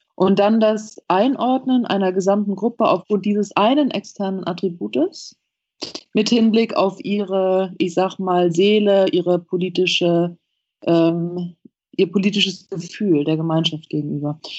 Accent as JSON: {"language": "German", "country": "United States", "said": "bei uns in Amerika"}